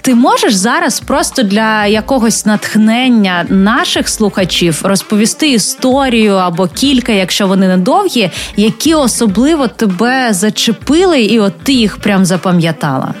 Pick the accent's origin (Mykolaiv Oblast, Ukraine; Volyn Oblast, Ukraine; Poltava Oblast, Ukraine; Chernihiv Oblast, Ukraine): Chernihiv Oblast, Ukraine; Chernihiv; я з Чернігова